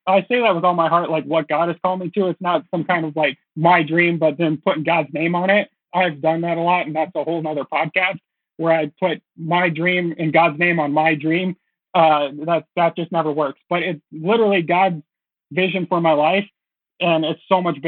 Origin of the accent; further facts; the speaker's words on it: Minnesota, United States; moved away as an adult; now in Los Angeles, United States; I went back home to Minnesota